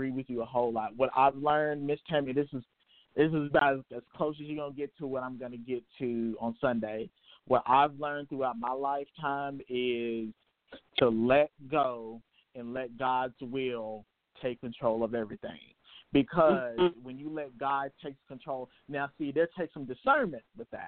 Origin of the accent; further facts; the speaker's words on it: Memphis, Tennessee, United States; moved away as an adult; now in Nashville, United States; I am a born and raised in Memphis, Tennessee, but I've been living in Nashville here for the past year and a half